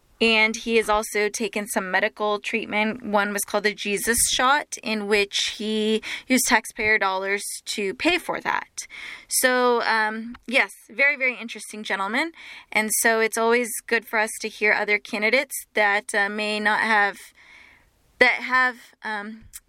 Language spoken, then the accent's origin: English; Dallas, Texas, United States; I'm born and raised in Dallas myself, in the suburbs of Dallas.